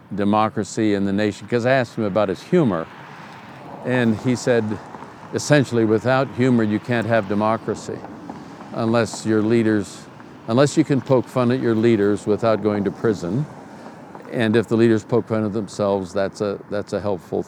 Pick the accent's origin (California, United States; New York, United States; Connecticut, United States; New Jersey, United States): California, United States; Oakland; moved away as an adult; also born or lived in Washington, District of Columbia, United States; now in Colorado, United States; I'm a kid from East Oakland, California